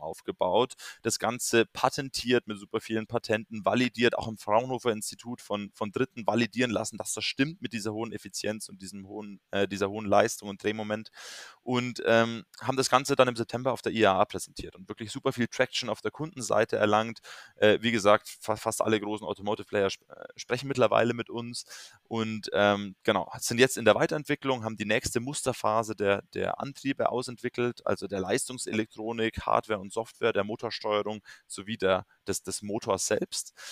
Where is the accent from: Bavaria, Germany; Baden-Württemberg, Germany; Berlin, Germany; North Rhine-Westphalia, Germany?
Bavaria, Germany; near Munich; also born or lived in London; ich komme ursprünglich aus der Nähe von München